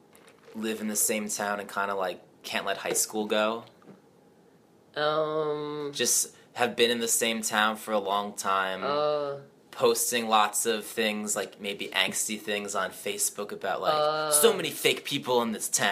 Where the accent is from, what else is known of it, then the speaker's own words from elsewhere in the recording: New Jersey, United States; I mean, I'm from New Jersey. I'm from a very, very suburban place.